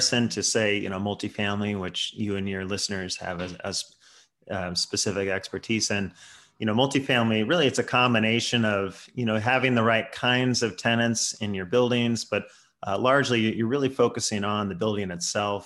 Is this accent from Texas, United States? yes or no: no; Bay Area, California, United States; I live in San Francisco. Born and raised in the Bay Area here.